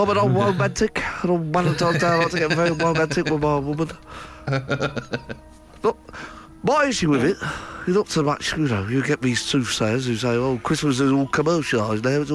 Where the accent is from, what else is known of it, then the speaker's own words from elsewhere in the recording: United Kingdom; we're the British